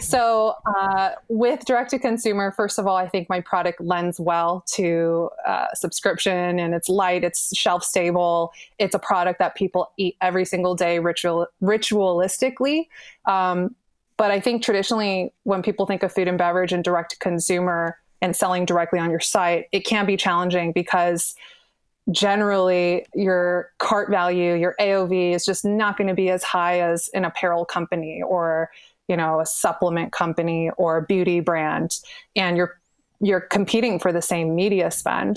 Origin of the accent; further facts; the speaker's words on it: Bay Area, California, United States; I'm born and raised in the Bay Area